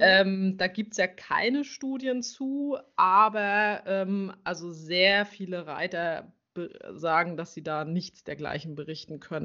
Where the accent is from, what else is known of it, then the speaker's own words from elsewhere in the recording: near Schwerin, Mecklenburg-Vorpommern, Germany; ich komme aus Mecklenburg-Vorpommern in der Nähe von Schwerin